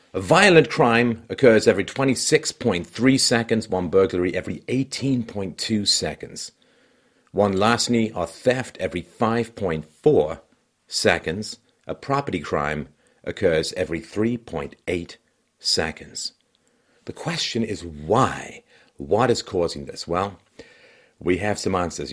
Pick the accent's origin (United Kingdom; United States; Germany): United Kingdom; England; moved away; when I was a kid growing up in England